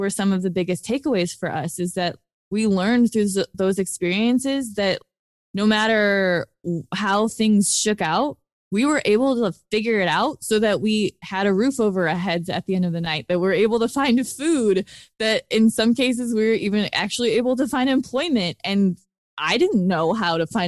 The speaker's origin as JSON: {"language": "English", "country": "United States", "said": "at us, at Americans"}